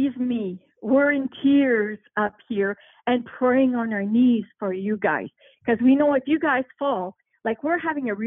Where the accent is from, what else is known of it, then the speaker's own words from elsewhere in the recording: Canada; I'm from Canada.